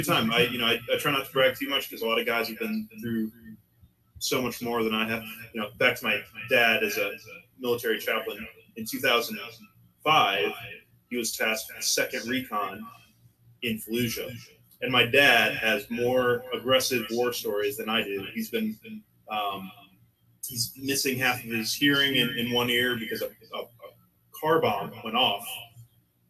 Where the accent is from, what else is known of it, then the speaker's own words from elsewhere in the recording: Pennsylvania, United States; I'm originally from Pennsylvania. I was born and raised country boy in the sixth of Pennsylvania.